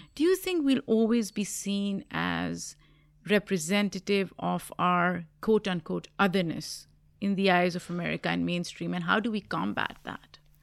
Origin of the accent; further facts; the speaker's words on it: Pakistan; now in United States; When I was growing up in Pakistan